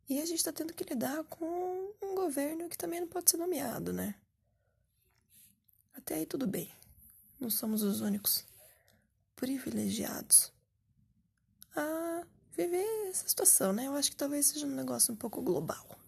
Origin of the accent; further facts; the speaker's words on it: Curitiba, Paraná, Brazil; pô, eu sou aqui de Curitiba, Paraná